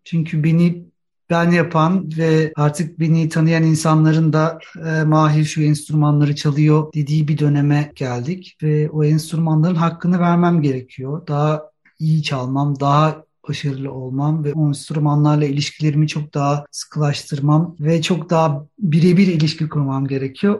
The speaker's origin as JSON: {"language": "Turkish", "region": "Istanbul", "country": "Turkey", "tie": "born or raised there", "moved": "as an adult", "lives_now": "Germany", "said": "İstanbul'un son 20 yılda yaşadığı değişim ve doğup büyüdüğüm yerdeki kültürel olarak bütün beslendiğim bütün her şeyin son 20 yılda nasıl değiştiğini görmek"}